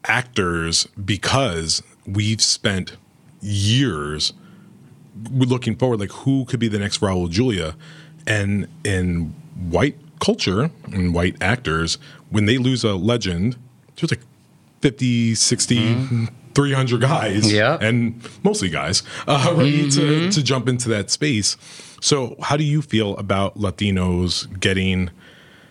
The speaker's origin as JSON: {"language": "English", "region": "New York", "country": "United States", "said": "I'm from New York and, you know, it's born in us"}